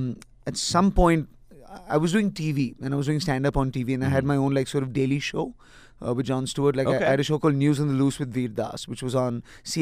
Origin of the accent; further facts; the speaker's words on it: Nigeria; also born or lived in Delhi, India / Galesburg, Illinois / Montgomery, Alabama; now in Mumbai, India; I grew up in Nigeria.